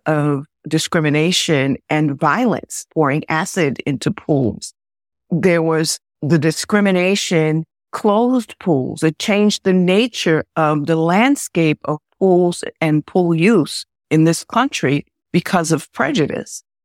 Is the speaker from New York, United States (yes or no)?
yes; Westchester, New York, United States; I grew up in Westchester